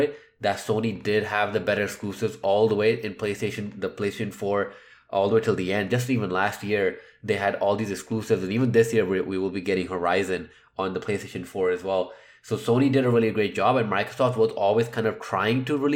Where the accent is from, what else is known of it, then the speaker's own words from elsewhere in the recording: Canada; I'm Canadian.